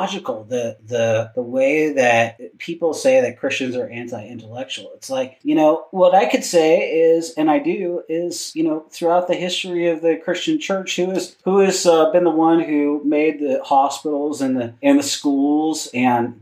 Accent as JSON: {"language": "English", "town": "Seattle", "region": "Washington", "country": "United States", "tie": "born or raised there", "said": "growing up in Seattle, which, you know, we both did"}